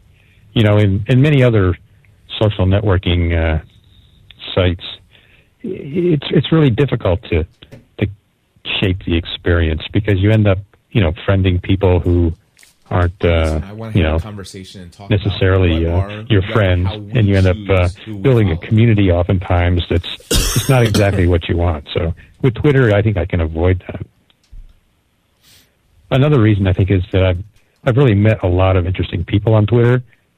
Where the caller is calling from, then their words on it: Hartford, Connecticut, United States; I'm calling from the Hartford, Connecticut area